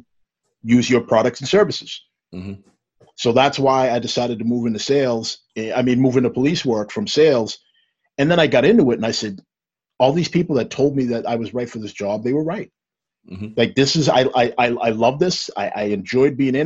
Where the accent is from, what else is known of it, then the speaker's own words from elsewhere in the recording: Stoughton, United States; I grew up in Stoughton, old Stoughton, that was nowhere near as diverse as where we are now.